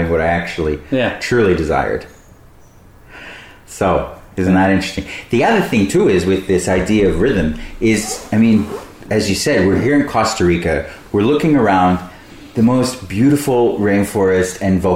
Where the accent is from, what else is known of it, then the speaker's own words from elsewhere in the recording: Brisbane, Queensland, Australia; Brisbane, my hometown